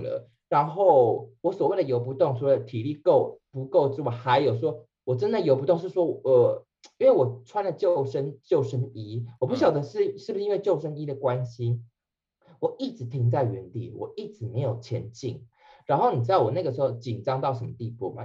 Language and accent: Chinese; Penghu County, Taiwan; 你们知道我是澎湖人嘛